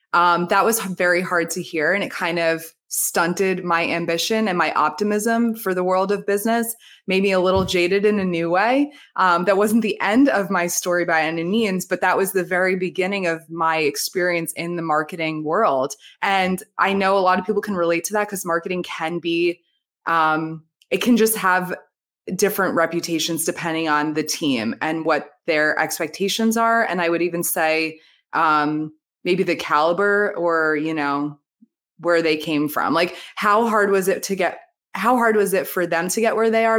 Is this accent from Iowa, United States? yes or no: no; New Jersey, United States; now in Florida, United States; I'm from Jersey, outside New York, I now live in Florida